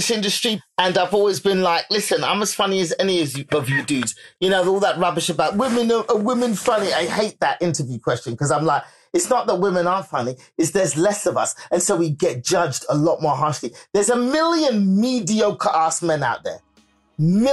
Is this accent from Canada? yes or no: no; England, United Kingdom; moved away as an adult; also born or lived in Benin City, Nigeria (ancestry); now in United States; My children are British. I want them to have all the opportunities that being British affords them. I'm staying here in England